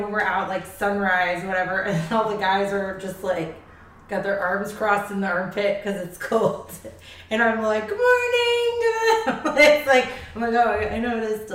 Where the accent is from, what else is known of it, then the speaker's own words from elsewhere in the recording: Charlotte Amalie, U.S. Virgin Islands; also born or lived in Florida; now in California, United States; I grew up in the Caribbean.